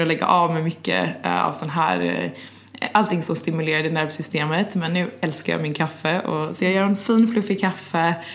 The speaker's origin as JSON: {"language": "Swedish", "town": "Gothenburg", "region": "Västra Götaland", "country": "Sweden", "also_born_or_lived": "London, United Kingdom", "moved": "yes", "lives_now": "Stockholm, Sweden", "said": "jag är ju svensk, men från västkusten, från Göteborg"}